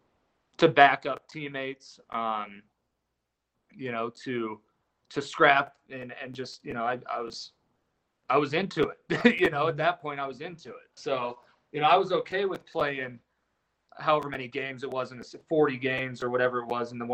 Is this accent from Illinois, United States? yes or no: yes; Springfield, Illinois, United States; moved away; also born or lived in Mankato, Minnesota / Toledo / Vail, Colorado; Springfield. And that's my hometown